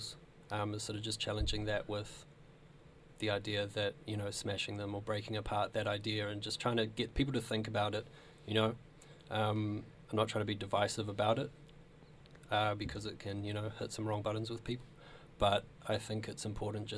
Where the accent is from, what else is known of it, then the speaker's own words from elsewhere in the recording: New Zealand; moved away as an adult; now in Australia; I'm originally from New Zealand